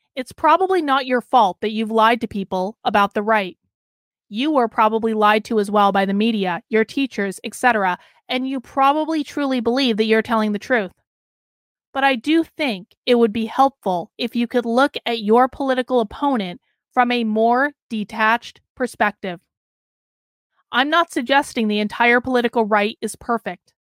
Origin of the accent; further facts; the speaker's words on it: Vermont, United States; moved away as an adult; also born or lived in Boston, Massachusetts; now in New Hampshire, United States; Growing up in Vermont